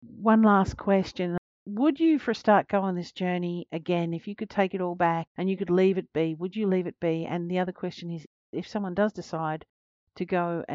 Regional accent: Australia; As an Australian

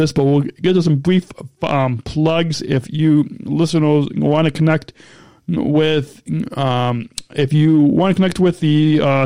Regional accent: Illinois, United States; Illinois, in my home state

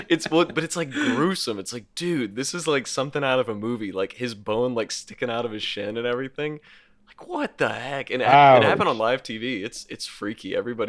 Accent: Kentucky, United States; I'm from Kentucky

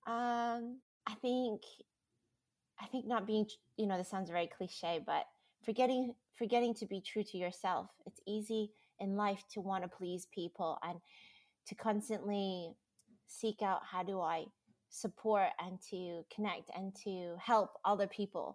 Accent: United States; now in Australia; I am American, living in Australia, and now Australian

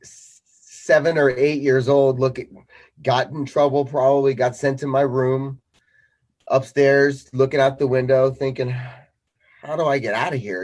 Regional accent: Colchester, Connecticut, United States; I'm 47 years old and I'm from Colchester, Connecticut.

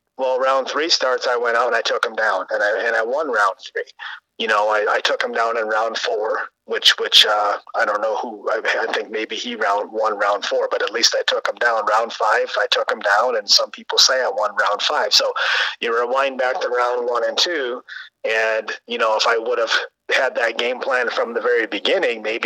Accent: Midwest, United States; we come from the Midwest

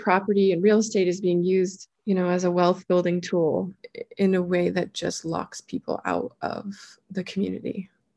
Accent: Flathead Valley, Montana, United States; That's where I grew up

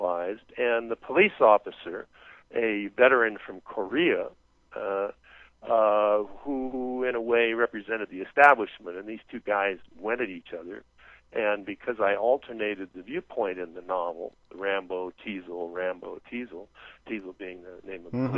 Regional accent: Canada; moved away as an adult; now in United States; I was a Canadian at the time

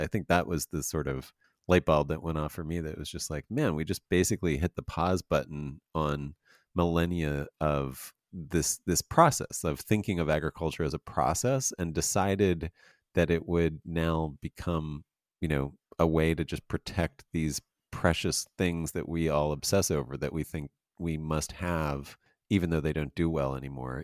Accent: Pennsylvania, United States; now in Los Angeles, United States; I'm from Pennsylvania as well

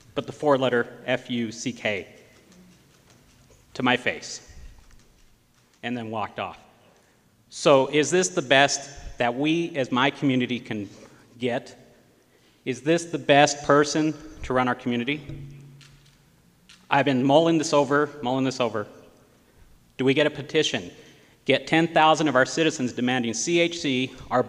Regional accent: Gallup, New Mexico, United States; I was raised here in Gallup

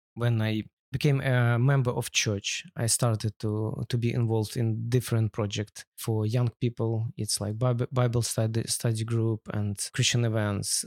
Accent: Ukraine; English is a second language; moved away as an adult; now in London, United Kingdom; my nationality is Russian, because my root from Russia, and, but I grew up in Ukraine and I feel as a U, Ukrainian

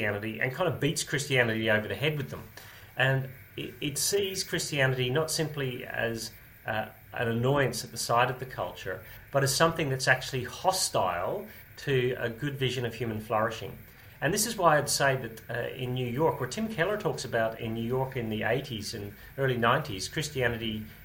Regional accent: Australia; And I grew up in Australia at that. I was just arriving in Australia at the age of 5 or 6, so that's 50 years ago.

